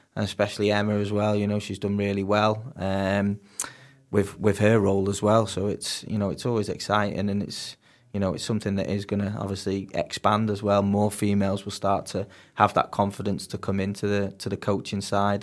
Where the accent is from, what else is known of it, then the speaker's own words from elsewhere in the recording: Warrington, North West England, United Kingdom; moved away as an adult; now in Bangor-on-Dee, United Kingdom; I'm originally from England, um, grew up in Warrington